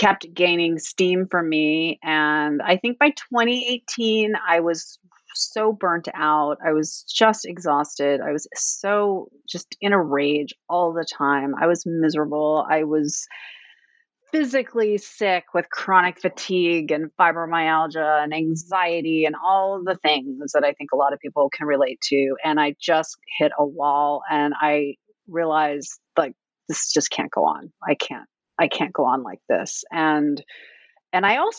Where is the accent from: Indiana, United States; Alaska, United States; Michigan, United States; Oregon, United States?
Alaska, United States; Fairbanks; now in Washington, D.C., United States; I live in Washington, D.C., but I was raised in Fairbanks, Alaska, so I'm very, very far away